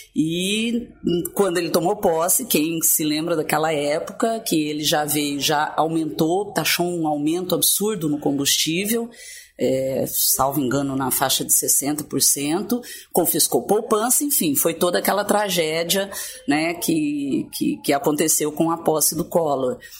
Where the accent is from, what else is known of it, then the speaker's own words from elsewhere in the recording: Ponta Grossa, Paraná, Brazil; moved away as an adult; also born or lived in Gurupi, Tocantins; now in Palmas, Brazil; Ponta Grossa, no Paraná, que é onde é, de onde eu vim, onde eu me criei